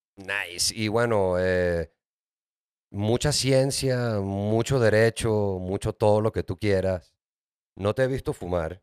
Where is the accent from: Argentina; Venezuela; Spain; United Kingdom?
Venezuela; now in Mexico City, Mexico; yo soy de Venezuela